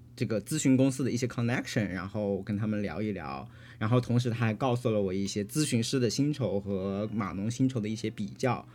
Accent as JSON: {"language": "Chinese", "region": "Hunan", "country": "China", "moved": "yes", "lives_now": "United States", "said": "我是湖南人，没有用过这种食材"}